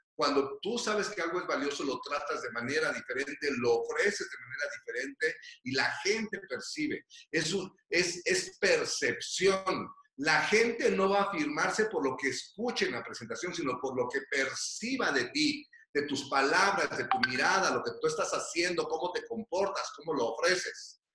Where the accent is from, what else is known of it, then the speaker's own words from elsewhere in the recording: Michoacán, Mexico; moved away; also born or lived in Mexico City; yo no vine huyendo de Michoacán